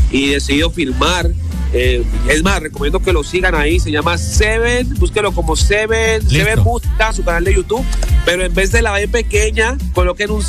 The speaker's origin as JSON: {"language": "Spanish", "region": "Chocó", "country": "Colombia", "tie": "born or raised there", "said": "yo nací en Chocó. Eh, eso queda en el Pacífico colombiano. Eh, y bueno, ahí por eso tengo ese, ese sabor."}